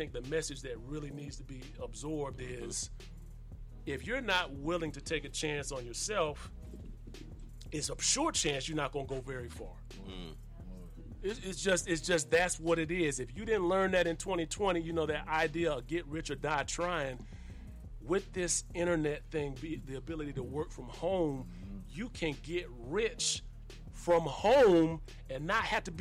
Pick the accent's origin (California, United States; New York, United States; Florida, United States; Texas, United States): Florida, United States; I'm from Florida